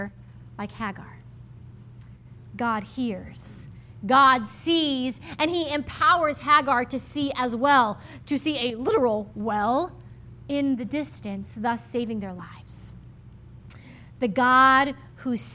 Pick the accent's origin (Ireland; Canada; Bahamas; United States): United States; Midwest; I grew up in the Midwest